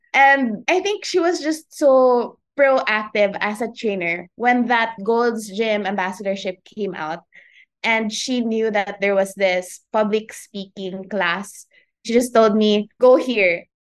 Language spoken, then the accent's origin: English; Iligan, Northern Mindanao, Philippines; also born or lived in Manila; I was born in Manila, raised in Iligan, so that's in Lanao del Norte.